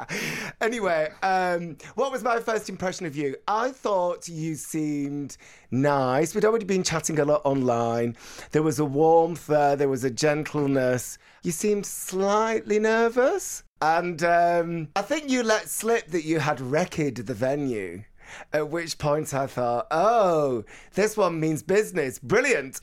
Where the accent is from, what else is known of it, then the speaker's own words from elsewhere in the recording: Bolton, North West England, United Kingdom; moved away; when I was growing up in Bolton in the eighties